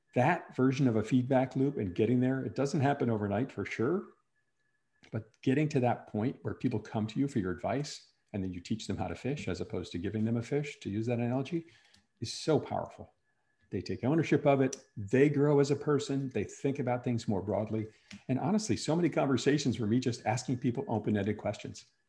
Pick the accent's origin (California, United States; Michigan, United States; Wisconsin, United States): Wisconsin, United States; moved away as an adult; also born or lived in New York City; I grew up in Wisconsin, moved to New York City